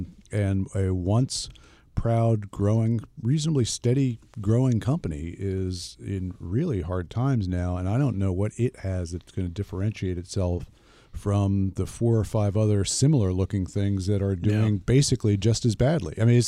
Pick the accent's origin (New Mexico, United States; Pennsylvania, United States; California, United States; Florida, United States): Pennsylvania, United States; I grew up in Philadelphia.